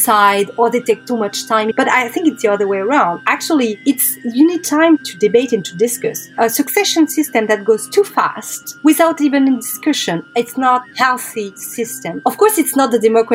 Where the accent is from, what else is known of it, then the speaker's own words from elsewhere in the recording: Paris, Île-de-France, France; I'm French. Actually, I'm from Paris